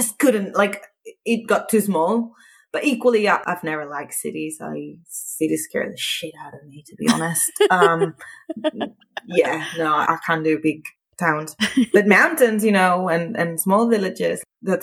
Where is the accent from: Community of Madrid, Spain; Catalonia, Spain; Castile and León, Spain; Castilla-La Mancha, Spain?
Catalonia, Spain; a small village near Barcelona; moved away as an adult; now in Sweden; I'm originally from Spain, from a small village close to Barcelona, about like 35 kilometers from the city